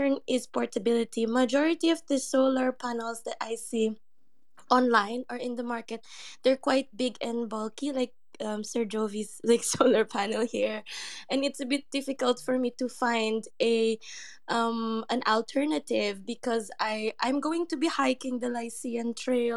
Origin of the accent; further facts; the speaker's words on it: Philippines; moved away; I'm from the Philippines